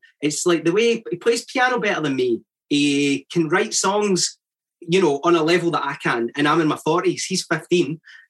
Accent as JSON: {"language": "English", "town": "Paisley", "region": "Scotland", "country": "United Kingdom", "tie": "born or raised there", "also_born_or_lived": "Glasgow", "moved": "as an adult", "lives_now": "London, United Kingdom", "said": "I'm from Paisley. I was born and brought up in Paisley, but I lived in Glasgow before I came to London."}